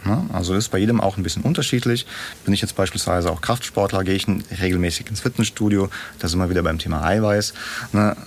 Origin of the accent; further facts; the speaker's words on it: Kazakhstan; now in Germany; ich bin ja nicht in Deutschland aufgewachsen, sondern äh, in Kasachstan, irgendwo in der Steppe